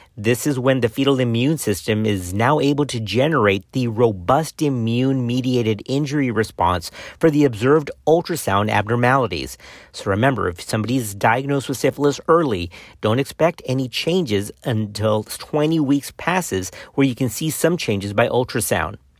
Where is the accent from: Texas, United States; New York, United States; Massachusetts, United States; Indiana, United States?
Texas, United States; my home state of Texas